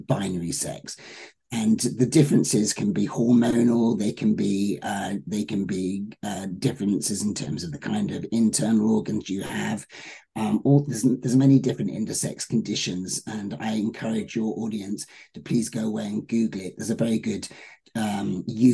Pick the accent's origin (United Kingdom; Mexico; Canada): United Kingdom; now in Los Angeles, United States; As a Brit